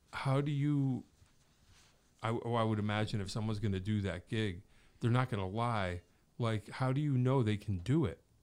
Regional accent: Wallingford, Connecticut, United States; where I grew up in Wallingford, in the area

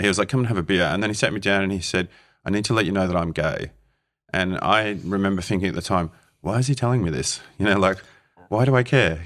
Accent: Australia; growing up in Australia at fourteen years old

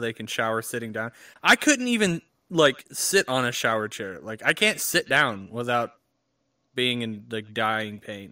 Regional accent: United States; as an American without insurance

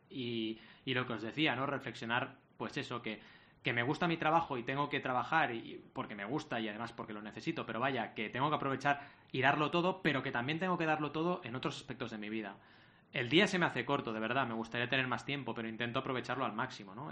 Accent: Barcelona, Catalonia, Spain; also born or lived in Mar del Plata, Argentina; now in Sabadell, Spain; siempre he vivido en Barcelona

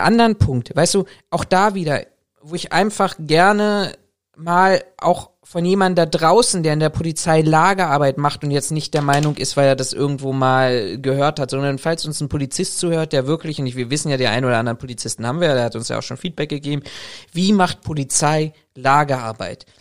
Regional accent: Berlin, Germany; als Berliner

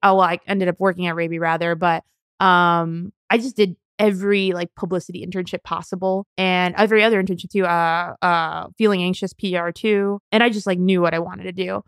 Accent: Southern California, United States; moved away as an adult; also born or lived in New York; born and raised in Southern California and went to college in New York

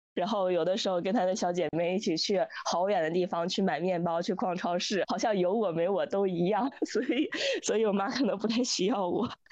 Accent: Dalian, Liaoning, China; 然后之前我说我是北方人

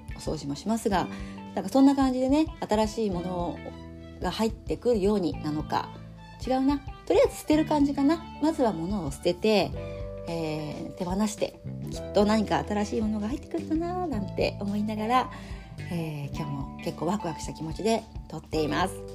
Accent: Fukuoka, Japan; moved away as an adult; now in Tokyo, Japan; 私は福岡出身の次女。

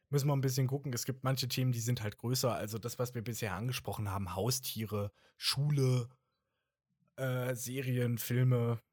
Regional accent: Germany; accent: German; mein deutscher Dialekt, äh, Akzent wieder

